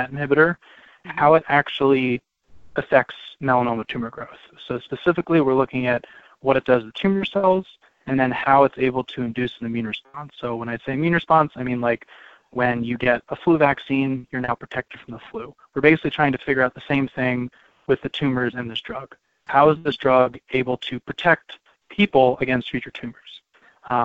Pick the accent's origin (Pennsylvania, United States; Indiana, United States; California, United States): Pennsylvania, United States; Cheltenham; So I grew up in Cheltenham, which is a suburb just north of Philadelphia, and I'm a native Pennsylvanian